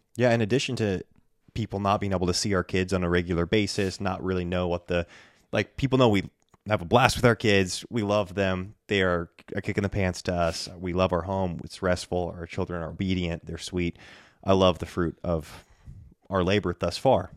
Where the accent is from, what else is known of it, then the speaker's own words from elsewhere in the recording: Bend, Oregon, United States; moved away as an adult; now in North Idaho, United States; there are awesome churches here in my hometown on the West Coast